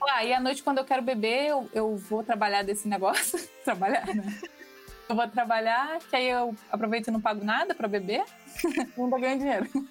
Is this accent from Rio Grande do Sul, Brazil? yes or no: no; Rio de Janeiro, Brazil; eu sou carioca